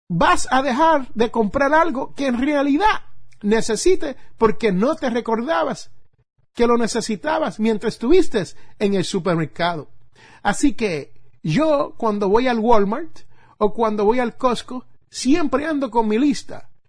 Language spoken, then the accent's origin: Spanish; Puerto Rico; cuando yo jugaba béisbol allá en mi isla de Puerto Rico y necesitaba un guante de béisbol, como le decimos nosotros allí en mi barrio, un guante de pelota.